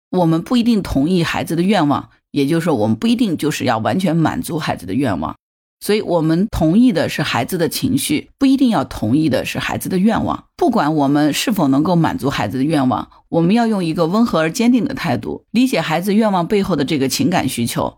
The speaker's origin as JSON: {"language": "Chinese", "country": "China", "said": "作为中国人来说，我们五千年的历史血脉里，它是有吃苦的传统的"}